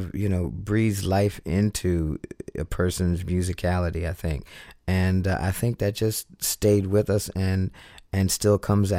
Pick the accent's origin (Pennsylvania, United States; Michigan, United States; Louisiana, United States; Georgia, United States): Pennsylvania, United States; Philadelphia; Philly was definitely very musical town. And, I've stated before that I didn't realize to what extent back then, coming up.